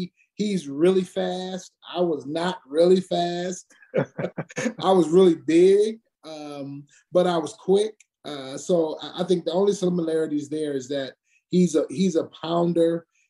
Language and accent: English; Detroit, Michigan, United States; born or raised there